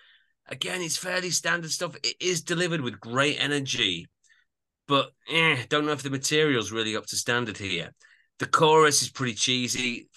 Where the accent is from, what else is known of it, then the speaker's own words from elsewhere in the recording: Yorkshire and the Humber, United Kingdom; I'm from Yorkshire, but I don't particularly sound that Yorkshire.